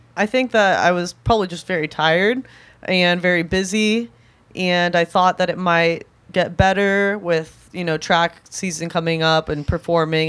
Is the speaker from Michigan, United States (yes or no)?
no; Southern California, United States; also born or lived in Santa Ana Heights; growing up in Southern California